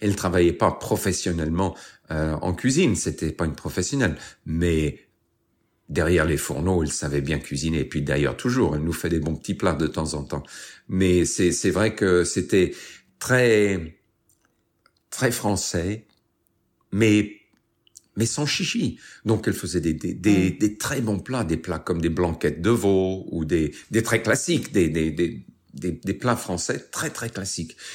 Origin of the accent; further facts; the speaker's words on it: England, United Kingdom; also born or lived in London; Euh, je suis né en Angleterre, donc euh, je suis né en, 1960. Et comme vous avez dit, en 67, on, on a bougé euh, euh à Londres